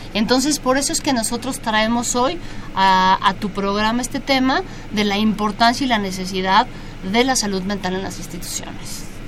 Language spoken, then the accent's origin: Spanish; Mexico; nuestro país